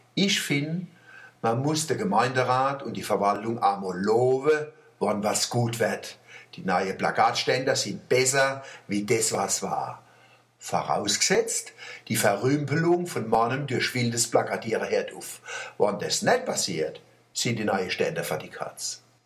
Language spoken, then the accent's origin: German; Germany; wir Deutsche